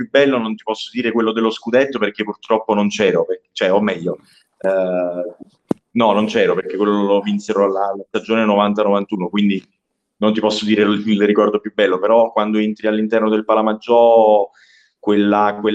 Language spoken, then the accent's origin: Italian; Capua, Campania, Italy; io in verità sono di Capua, che è in provincia di Caserta